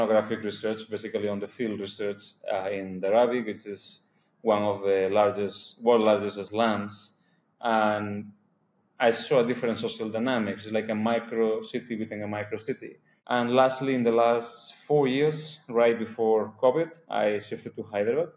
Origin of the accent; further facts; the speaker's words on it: Spain; moved away as an adult; also born or lived in Hungary / Colombia; now in India; I come from Spain